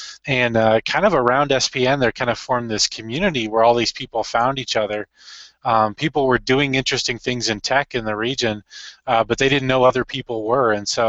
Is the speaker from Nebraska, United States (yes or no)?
yes; Omaha, Nebraska, United States; also born or lived in Iowa / Chicago; So I grew up in the Omaha area, went to Elkhorn High School. For people around Omaha, they know what that means, kind of out in the suburbs, and went to college in Iowa.